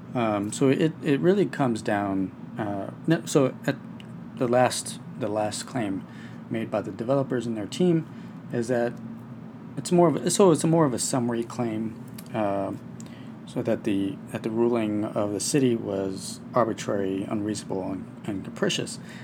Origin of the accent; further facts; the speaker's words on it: Texas, United States; my home state of Texas